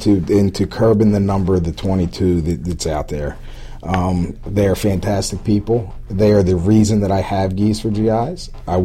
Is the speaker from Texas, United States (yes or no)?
no; Baltimore, Maryland, United States; I'm from Baltimore